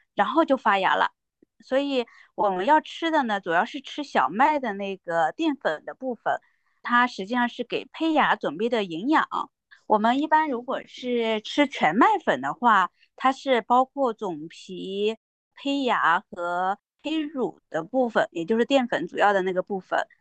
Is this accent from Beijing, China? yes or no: no; Shandong, China; moved away; 我老家啊，山东